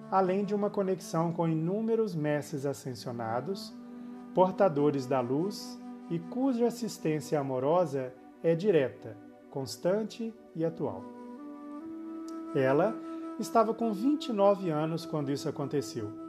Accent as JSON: {"language": "Portuguese", "town": "Belo Horizonte", "region": "Minas Gerais", "country": "Brazil", "tie": "born there", "said": "Sou nascido em Belo Horizonte, a capital de Minas Gerais, no Brasil"}